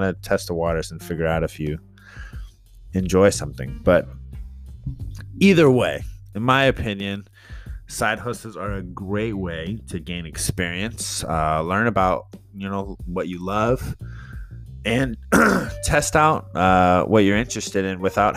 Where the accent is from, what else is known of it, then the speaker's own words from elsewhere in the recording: San Jose, California, United States; from South San Jose